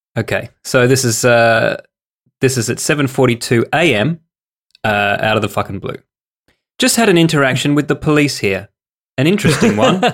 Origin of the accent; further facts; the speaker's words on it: Australia; we're Australian